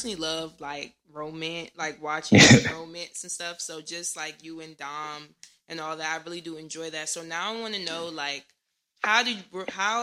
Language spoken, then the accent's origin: English; Irvington, New Jersey, United States; I'm from Jersey, too